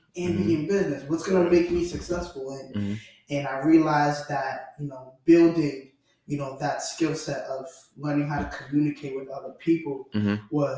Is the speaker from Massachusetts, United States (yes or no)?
yes; Boston, Massachusetts, United States; Haitian kid, you know, grew up, born and raised in Dorchester